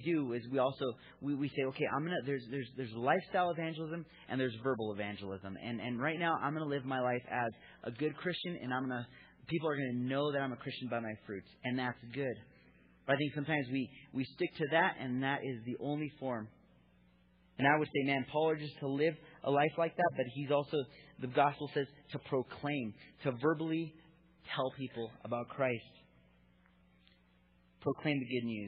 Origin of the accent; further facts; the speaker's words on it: United States; I was raised as an American